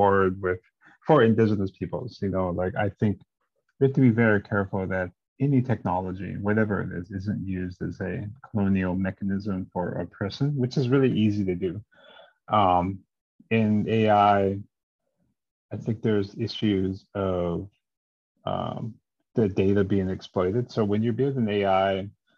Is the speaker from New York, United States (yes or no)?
no; Montana, United States; moved away as an adult; also born or lived in California / Seattle / Portland; I'm originally from Montana, United States